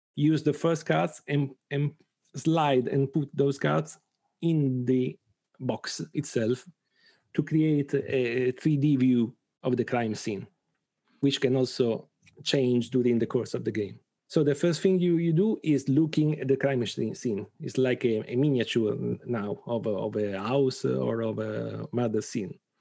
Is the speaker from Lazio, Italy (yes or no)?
no; Bari, Apulia, Italy; from Italy, from Bari, a small, a, a town in Apulia, in the south of Italy.